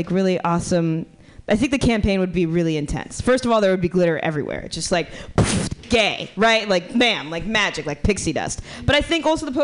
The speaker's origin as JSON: {"language": "English", "town": "Miami", "region": "Florida", "country": "United States", "moved": "as an adult", "lives_now": "San Francisco, United States", "said": "I'm from Miami"}